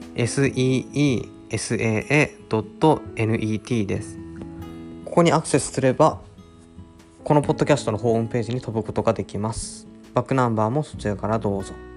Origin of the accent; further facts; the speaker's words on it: Mount Apoi area, Hokkaido, Japan; 僕の一応こう、まあ、生まれ育った場所なんで